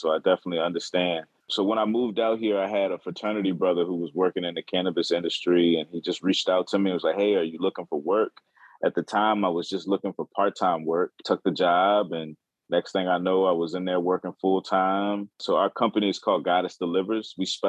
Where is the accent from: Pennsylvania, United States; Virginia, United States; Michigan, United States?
Virginia, United States; Richmond; born or raised there; moved away as an adult; also born or lived in Tallahassee, Florida; now in Los Angeles, United States